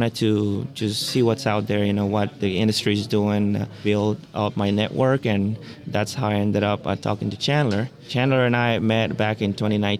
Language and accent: English; Honduras; moved away as an adult; also born or lived in Costa Rica / Texas / California; now in Davis, United States; I am from Honduras originally. I was born and raised there